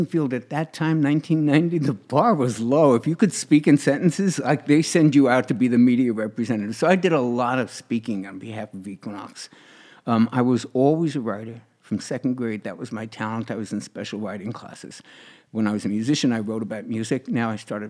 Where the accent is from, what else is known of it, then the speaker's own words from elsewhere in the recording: New York, United States; I was in New York, in my hometown